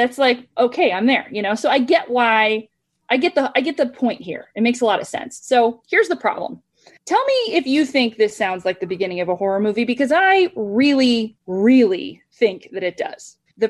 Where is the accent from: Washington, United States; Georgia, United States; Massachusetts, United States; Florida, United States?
Florida, United States; also born or lived in New York City, United States; I grew up outside Tampa, Florida.